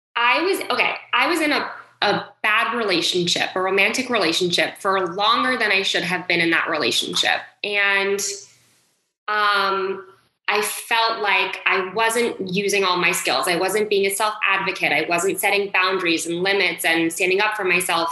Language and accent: English; Westport, Connecticut, United States; I grew up in Westport, Connecticut. So it is about an hour north of New York City